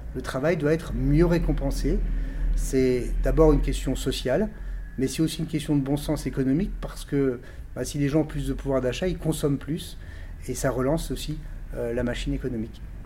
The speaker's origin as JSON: {"language": "French", "town": "Colmar", "region": "Grand Est", "country": "France", "tie": "born or raised there", "said": "je suis né à Colmar il y a un peu plus de 54 ans, donc euh, je suis bien ancré dans, mon territoire"}